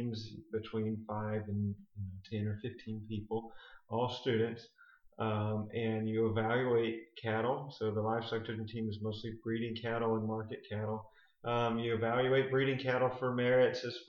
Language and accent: English; St. Lucie County, Florida, United States; also born or lived in Gainesville, Florida / Texas; I grew up in St. Lucie County on Adams Ranch here